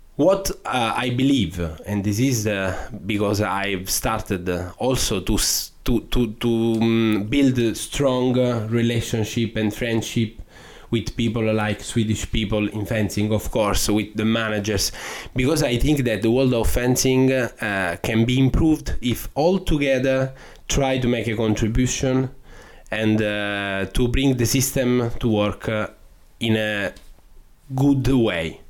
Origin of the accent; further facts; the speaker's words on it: Sicily, Italy; English is a second language; moved away; my destiny uh, was being a lawyer in my hometown